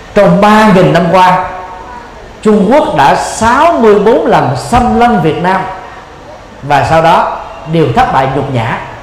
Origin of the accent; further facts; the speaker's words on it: Vietnam; người Việt Nam chúng ta